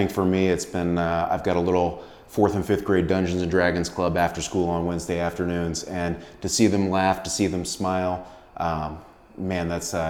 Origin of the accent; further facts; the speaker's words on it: Tampa, Florida, United States; my hometown Tampa Bay